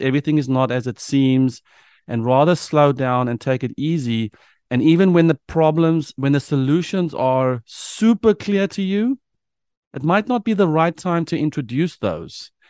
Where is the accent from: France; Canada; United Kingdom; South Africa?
South Africa; moved away as an adult; now in United States; a South African who moved to the United States